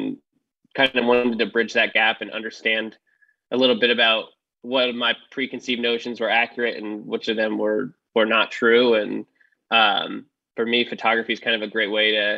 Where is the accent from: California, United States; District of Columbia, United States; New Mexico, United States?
California, United States; Silicon Valley; Yeah, I grew up in Silicon Valley